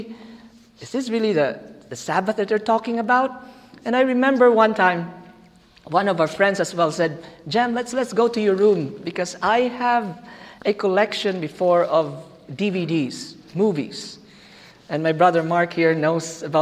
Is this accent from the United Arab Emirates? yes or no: no; Philippines; English is a second language; moved away; Our church, back in the Philippines, by the way, I'm a Filipino, back in the Philippines